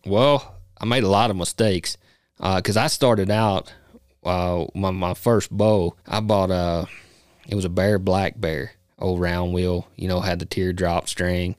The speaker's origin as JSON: {"language": "English", "region": "Kentucky", "country": "United States", "tie": "born or raised there", "moved": "as an adult", "lives_now": "Casper, United States", "said": "I was born and raised in Kentucky, uh, you know, now live in Casper, Wyoming."}